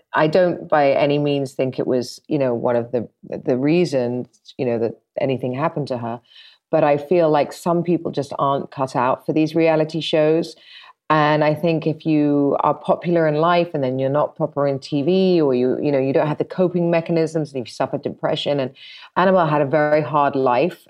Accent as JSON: {"language": "English", "region": "London", "country": "United Kingdom", "said": "I'm forty-four and I'm from London"}